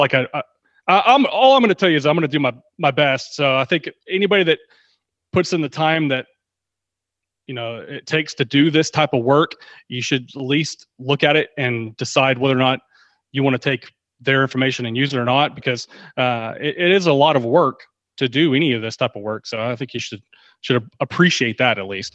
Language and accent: English; Texas, United States; I'm from Texas, and I've, I know a few people that know that I'm in the Dallas area, so, uh, football has been bred into me from birth